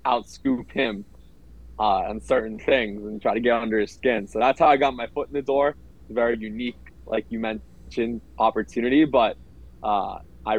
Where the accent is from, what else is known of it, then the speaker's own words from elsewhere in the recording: Weston, Florida, United States; moved away as an adult; I grew up in South Florida, Fort Lauderdale suburb called Weston